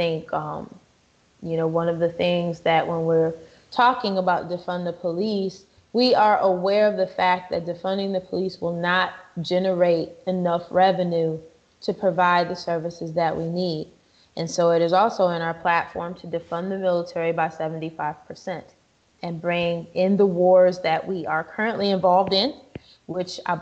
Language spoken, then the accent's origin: English; Wisconsin, United States; My home state of Wisconsin